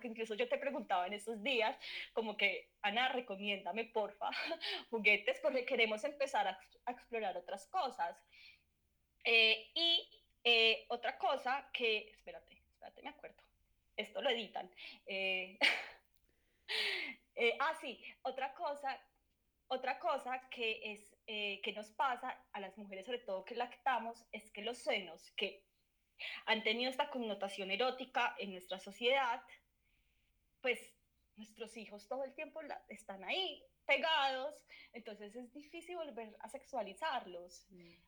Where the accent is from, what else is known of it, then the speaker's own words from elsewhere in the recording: Manizales, Caldas, Colombia; also born or lived in Pereira; en Manizales viví también cuando era chiquita, como hasta los 10 años, pero mi adolescencia fue en Pereira